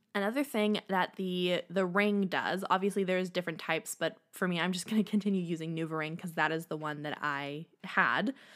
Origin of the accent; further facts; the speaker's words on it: Canada; I am Canadian